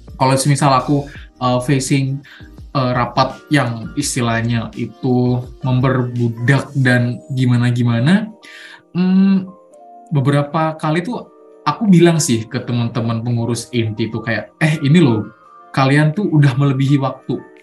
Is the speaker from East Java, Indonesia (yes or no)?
yes; Mojokerto, East Java, Indonesia; asalku nggak jauh-jauh dari Malang dari Malang sih dari Mojokerto